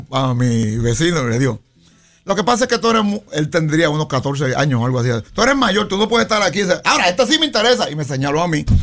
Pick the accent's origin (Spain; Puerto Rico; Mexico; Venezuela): Puerto Rico; Bayamón; yo era como 10 años, más de 10 años. Y eso fue en Bayamón